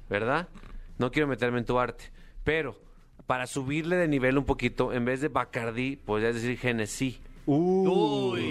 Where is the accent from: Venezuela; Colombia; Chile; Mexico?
Mexico; Mexico City; Pues soy de la Ciudad de México, soy de aquí.